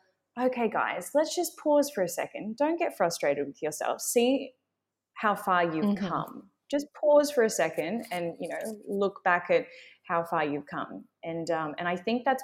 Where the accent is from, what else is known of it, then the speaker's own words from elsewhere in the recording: Australia; accent: Australian; my Australian accent